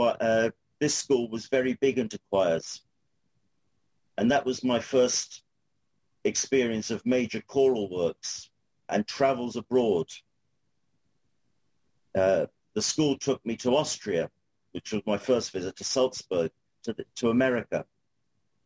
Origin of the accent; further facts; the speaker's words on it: London, United Kingdom; accent: Cockney; moved away as an adult; now in Kerry, Ireland; I was born in 1959 in Islington, within the sound of Bow Bells. So I am actually a Cockney, a legal Cockney.